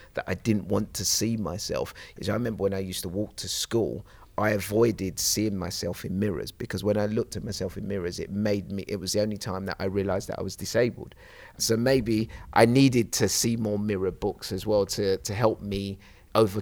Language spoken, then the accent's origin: English; London, United Kingdom; I was this young kid growing up in Plaistow, East London, in this concrete jungle